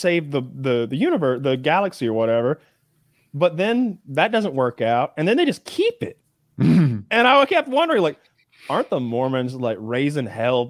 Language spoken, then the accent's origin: English; Georgia, United States; Growing up in the South, everyone's religious. I think people maybe who aren't from here would be shocked when they saw the churches.